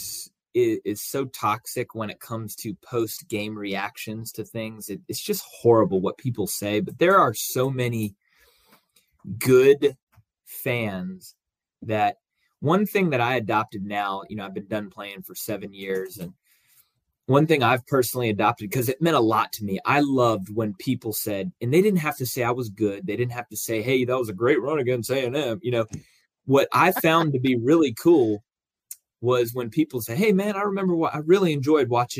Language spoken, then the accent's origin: English; Jacksonville, Florida, United States; moved away; I grew up in Jacksonville. I'm only 4 hours south of here